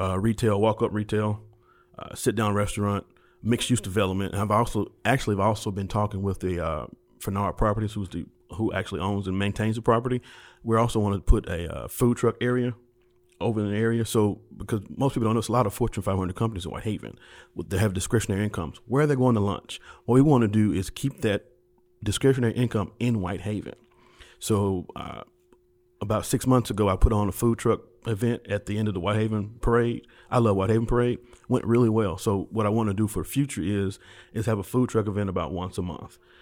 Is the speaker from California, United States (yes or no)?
no; Memphis, Tennessee, United States; I'm from White Haven, so I've, I, I spent my entire childhood there